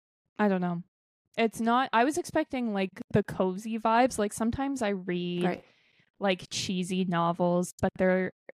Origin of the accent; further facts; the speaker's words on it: Canada; which as a Canadian, I was like, that's disgusting.